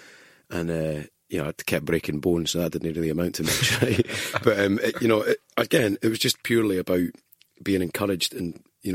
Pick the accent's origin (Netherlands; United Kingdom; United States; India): United Kingdom; Kinross, Scotland; also born or lived in Edinburgh / Linlithgow / Dundee; And I had 14 years there, so went to school all the way through at Kinross, and then moved back.